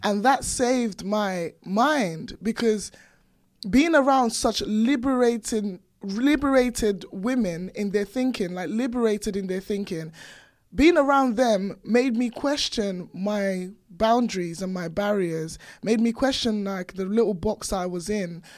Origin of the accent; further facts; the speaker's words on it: Nigeria; now in United Kingdom; born and raised in Nigeria, and then coming over here, I had, like, really strong accent